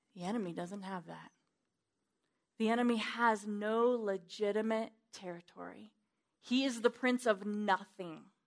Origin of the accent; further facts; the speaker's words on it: Wyoming, United States; I'm from Wyoming